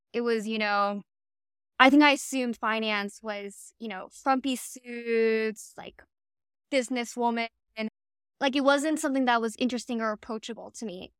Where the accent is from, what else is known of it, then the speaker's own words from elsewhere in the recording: Miami, Florida, United States; I was born and raised in Miami